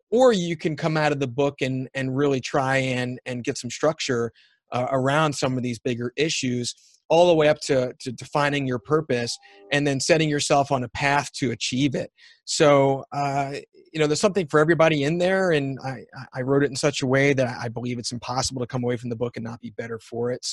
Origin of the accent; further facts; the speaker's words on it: United States; also born or lived in Canada; being an American